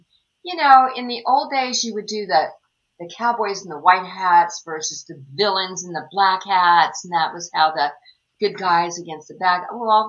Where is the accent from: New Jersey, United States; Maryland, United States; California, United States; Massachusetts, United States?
California, United States; now in Texas, United States; I'm originally from California.